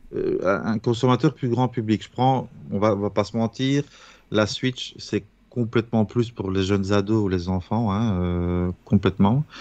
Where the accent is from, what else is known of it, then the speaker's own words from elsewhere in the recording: Belgium; Chez nous en Belgique